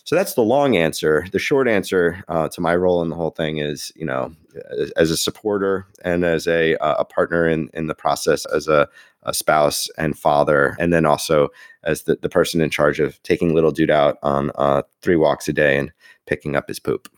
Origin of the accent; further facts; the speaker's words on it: New York, United States; I am a New Yorker